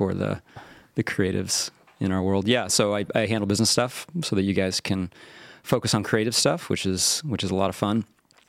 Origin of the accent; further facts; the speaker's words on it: Hays, Kansas, United States; also born or lived in Olympia, Washington; now in California, United States; I was born in Hayes, Kansas. The locals would refer to it as Hayes, America.